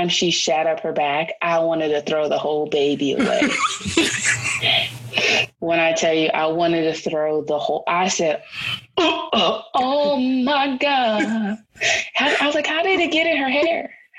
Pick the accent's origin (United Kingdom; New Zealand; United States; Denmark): United States; Los Angeles, California; I hail from Los Angeles.